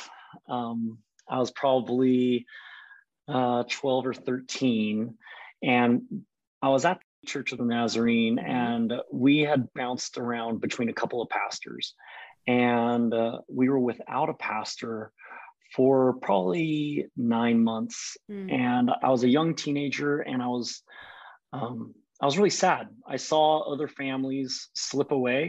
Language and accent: English; Colorado Springs, Colorado, United States; moved away as an adult; also born or lived in Boise, Idaho / Kansas City; now in Portland, United States; I grew up in Colorado Springs